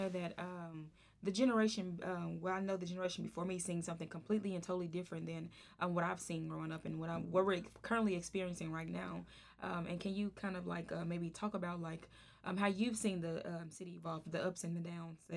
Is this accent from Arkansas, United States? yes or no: yes; Pine Bluff, Arkansas, United States; I was born and raised in Pine Bluff, Arkansas, and I kind of wanted to um, do some um, um, some interviews and different things to kind of focus on um, the city